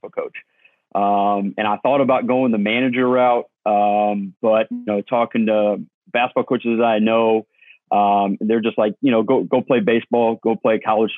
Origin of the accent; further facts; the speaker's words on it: St. Louis, Missouri, United States; I grew up in St. Louis, Missouri